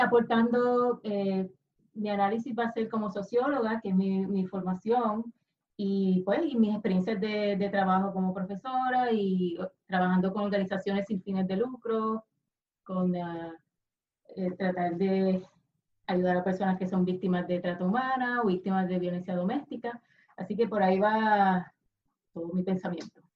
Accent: Puerto Rico; como puertorriqueña

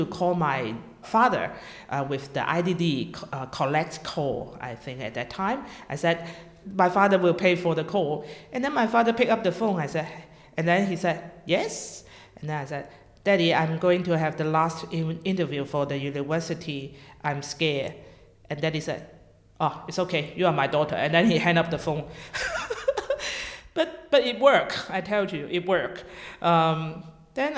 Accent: Hong Kong; moved away as an adult; now in Melbourne, Australia; I was born in Hong Kong, and normal, original Hong Kong people, and grew up in a Christian family

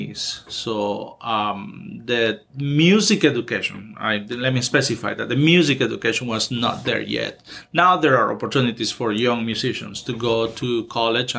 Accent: Honduras; moved away as an adult; now in Pittsburg, United States; I am originally from Honduras. So I grew up over there, and when I was 21, I moved to the States.

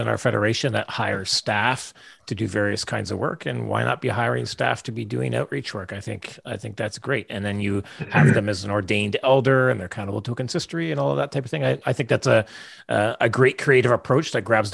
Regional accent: Canada; also born or lived in West Africa; as a Canadian. We come from a background where it's like, you know, our ancestors were Dutch

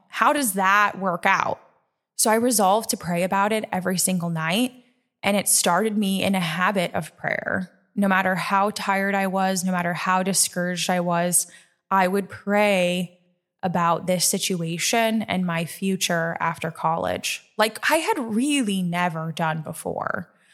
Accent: Nebraska, United States; moved away as an adult; now in New York, United States; I'm a Nebraska girl, born and raised in Nebraska

